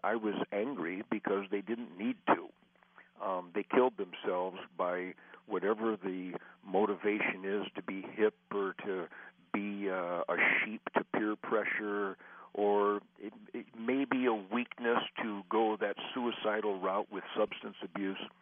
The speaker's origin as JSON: {"language": "English", "town": "Detroit", "region": "Michigan", "country": "United States", "tie": "born or raised there", "said": "I was born in Detroit"}